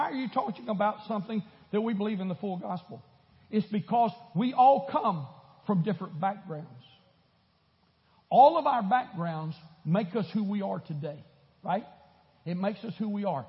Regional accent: Florida, United States; now in Houston, United States; I grew up in Florida.

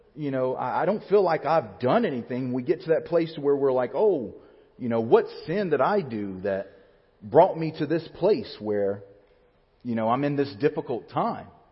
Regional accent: Alabama, United States; moved away as an adult; my hometown in Alabama has the highest point in the state of Alabama, which is Mount Chiha

